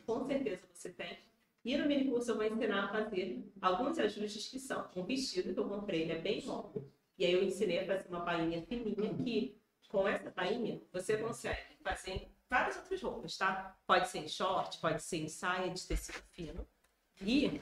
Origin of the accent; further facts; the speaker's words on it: Rio de Janeiro, Brazil; accent: carioca; moved away as an adult; now in Paraná, Brazil; sou carioca, vocês vão ver aqui esse sotaque aqui